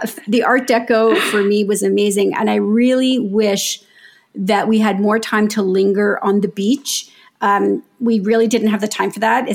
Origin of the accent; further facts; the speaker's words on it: Canada; we're Canadian